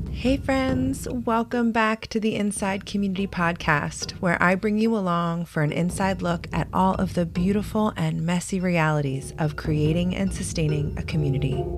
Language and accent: English; Baltimore, Maryland, United States; moved away as an adult; also born or lived in San Francisco; I grew up in Baltimore, the daughter of college educated working class parents.